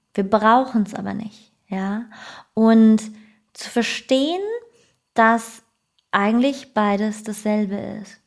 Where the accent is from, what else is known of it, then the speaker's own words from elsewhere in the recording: Germany; also born or lived in Frankfurt area; bei mir als Deutsche